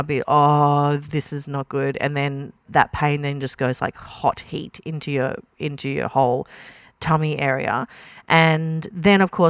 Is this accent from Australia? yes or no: yes; Kingaroy, country Queensland, Australia; I grew up in King Roy and country Queensland